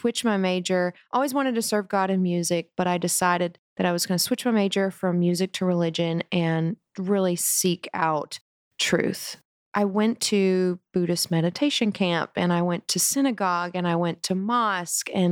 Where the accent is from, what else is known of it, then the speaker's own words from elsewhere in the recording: South Carolina, United States; I grew up in South Carolina in a conservative Christian home